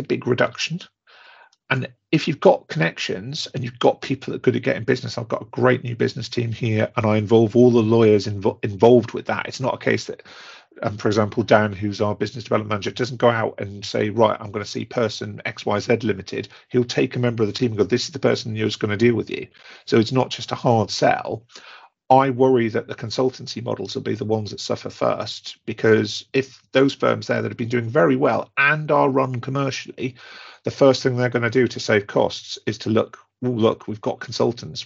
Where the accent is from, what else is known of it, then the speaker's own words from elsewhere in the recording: Newcastle upon Tyne, North East England, United Kingdom; I'm a Geordie by nature